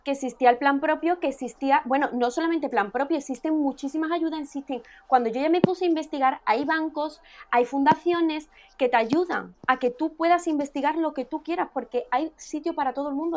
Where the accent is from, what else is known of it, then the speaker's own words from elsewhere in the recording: Écija, Andalusia, Spain; Yo soy de Écija